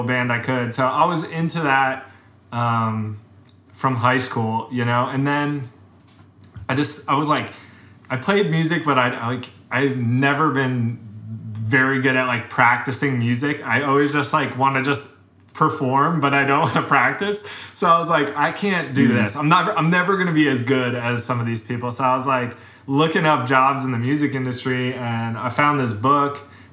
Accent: Caldwell, New Jersey, United States; I grew up in North Jersey in Caldwell, which is a small

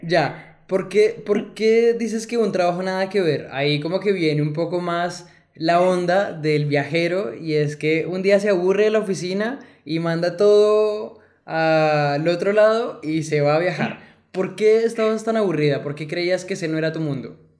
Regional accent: Colombia; nosotros como colombianos

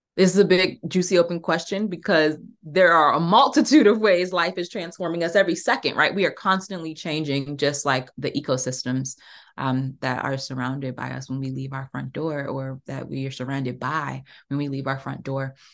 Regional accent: Prince George's County, Maryland, United States; I grew up in Prince George's County. I'm about thirty minutes outside of D C

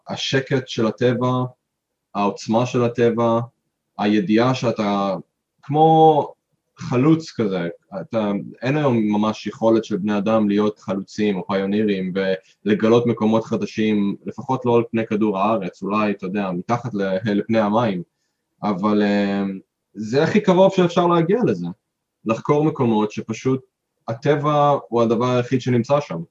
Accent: Israel; moved away as an adult; now in Queenstown, New Zealand; אנחנו מישראל

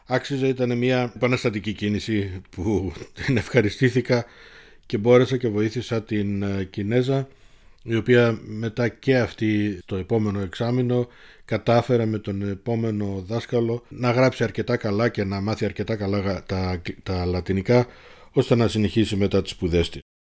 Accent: Munich, Bavaria, Germany; also born or lived in Thessaloniki, Greece; το μόναχο είναι το δεύτερο σπίτι μου ή το σπίτι μου γιατί από τα 54 μου χρόνια τα 50 είμαι εδώ

